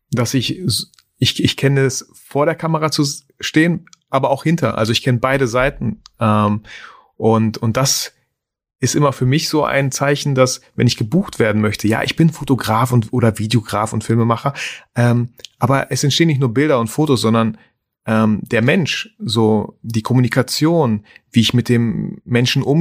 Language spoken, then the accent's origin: German; Germany; also born or lived in Kazakhstan; ich bin in Kasachstan geboren